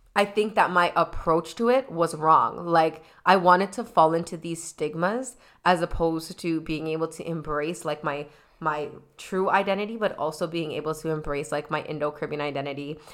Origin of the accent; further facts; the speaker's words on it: Toronto, Ontario, Canada; I specifically am in Scarborough